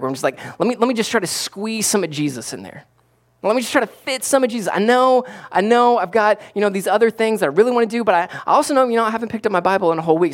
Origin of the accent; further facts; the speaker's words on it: South Florida, United States; moved away; I grew up in South Florida